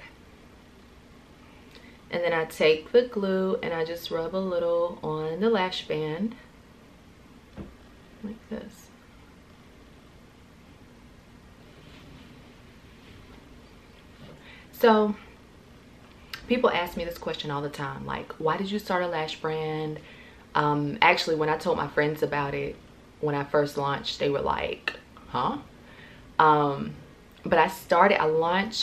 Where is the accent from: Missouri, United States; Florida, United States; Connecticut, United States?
Florida, United States; Central; moved away as an adult; now in Atlanta, United States; born and raised in Florida, Central Florida, and moved to Atlanta after graduating college